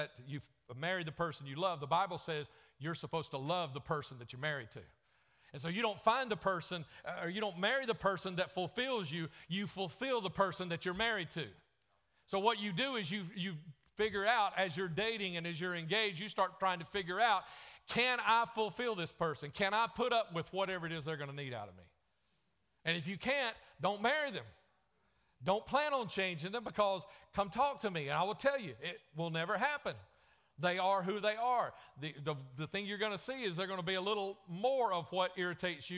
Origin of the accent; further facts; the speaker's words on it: the South, United States; accent: southern; my southern accent